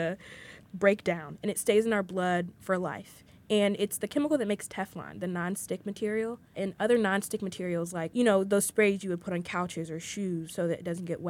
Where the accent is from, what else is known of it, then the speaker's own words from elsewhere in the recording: St. Louis, Missouri, United States; moved away as an adult; now in Chicago, United States; St. Louis, which is where I grew up